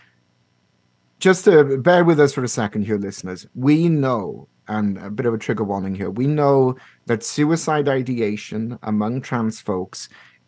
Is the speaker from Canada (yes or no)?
yes; Canada; as a Canadian people